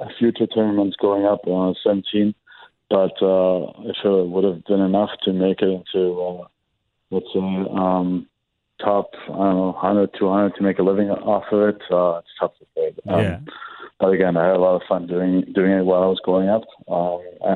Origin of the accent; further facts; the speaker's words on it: Germany; moved away as an adult; growing up in Germany